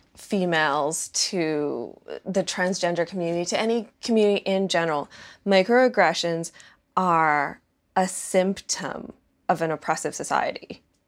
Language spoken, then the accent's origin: English; Toronto, Ontario, Canada; I'm from Ontario. I'm from Toronto.